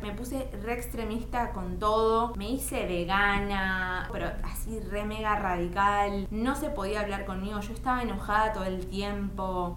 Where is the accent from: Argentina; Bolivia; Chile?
Argentina; Bernal, Buenos Aires Province; moved away as an adult; now in Buenos Aires, Argentina; yo soy de Bernal y actualmente vivo en Capital Federal